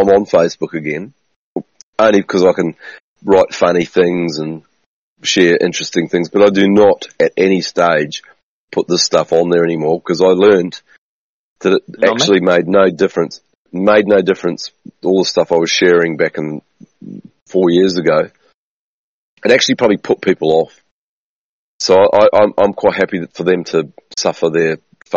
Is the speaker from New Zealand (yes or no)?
yes; New Zealand; moved away; So where I grew up in New Zealand